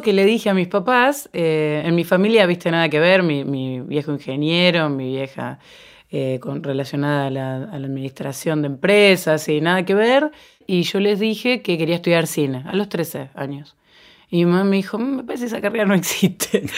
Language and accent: Spanish; Venado Tuerto, Santa Fe, Argentina; Yo cuando tenía 12 años, yo soy de Venado Tuerto